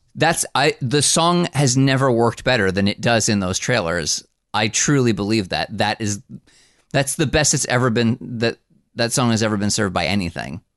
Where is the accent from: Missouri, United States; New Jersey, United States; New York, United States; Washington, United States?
New Jersey, United States; I'm from New Jersey.